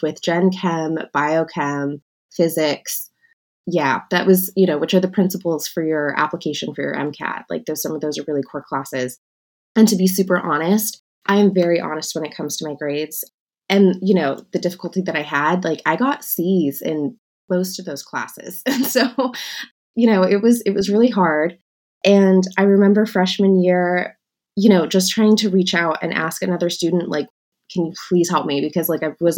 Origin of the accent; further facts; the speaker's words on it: San Diego, California, United States; I am from San Diego, California. I grew up actually in a suburb